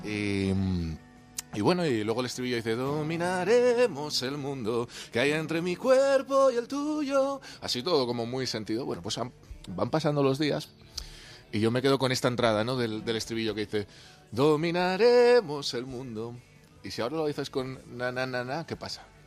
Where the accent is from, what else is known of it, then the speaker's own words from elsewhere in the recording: Asturias, Spain; Yo soy asturiano